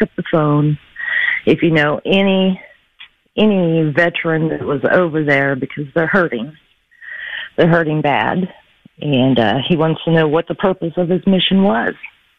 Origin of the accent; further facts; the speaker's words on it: United States; And as American, just a civilian, I don't know what to do.